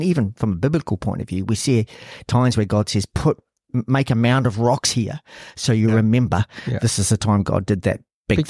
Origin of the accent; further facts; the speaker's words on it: New Zealand; moved away as an adult; now in Australia; We moved my family from New Zealand to Australia.